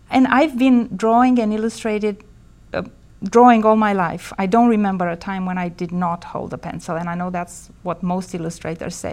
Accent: Bucharest, Romania; moved away as an adult; also born or lived in Bristol, United Kingdom; So I was born in Bucharest, Romania in the 70s. And um, I grew up there all my life and studied architecture in college. And I left Romania in 95, um, moving to Bristol, UK

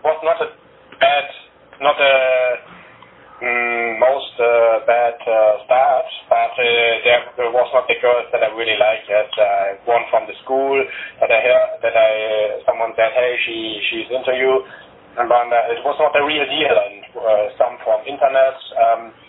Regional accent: Germany; English is a second language; I was born here in Germany. I cannot speak Bulgarian.

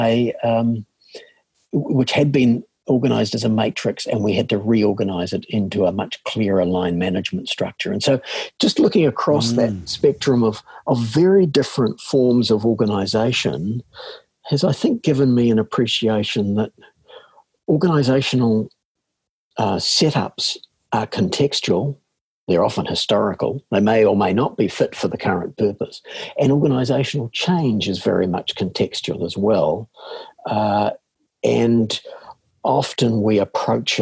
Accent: New Zealand; from my accent that I'm a born and bred New Zealander.

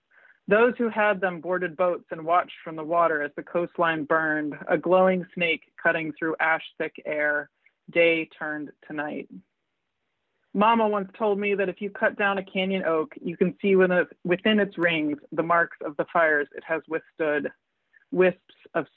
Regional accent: Southern California, United States; when I was a teenager, 1993, growing up in Southern California

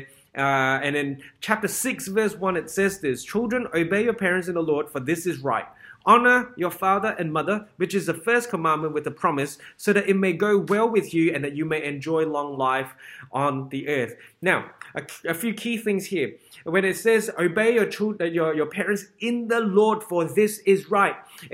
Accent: Singapore; growing up in Singapore

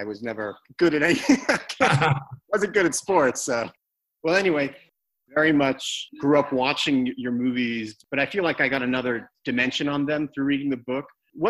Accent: New York, United States; I grew up in New York

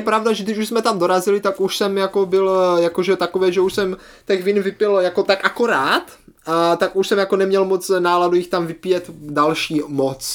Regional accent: Moravia, Czechia; to vinářství je tady v naší, je obzvláště moravské kultuře, velmi silné

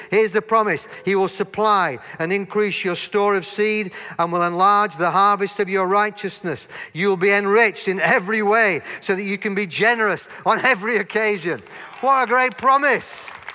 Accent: Yorkshire and the Humber, United Kingdom; I grew up in God's own county of Yorkshire

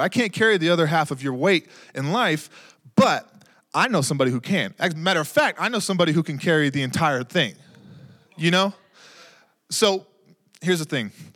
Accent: Texas, United States; now in New Mexico, United States; I grew up in Texas

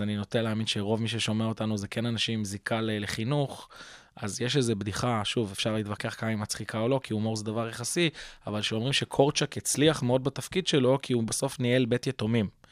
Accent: Kfar Saba, Central District, Israel; אני בוגר בית חינוך גלילי בכפר סבא

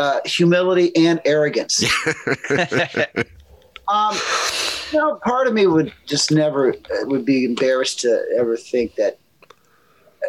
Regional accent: Lima, Ohio, United States; moved away; I grew up in like a blue collar town in Ohio called Lima, Ohio

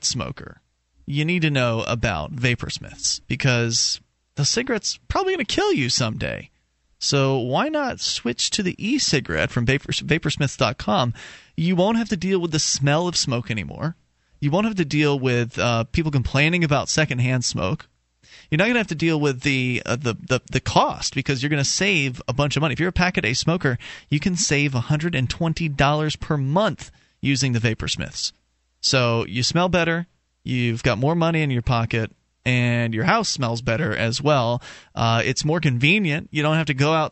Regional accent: Sarasota, Florida, United States; moved away; I'm originally from Sarasota, Florida

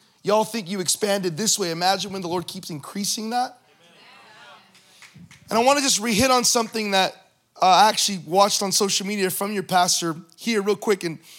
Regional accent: California, United States; That's not the California I grew up in.

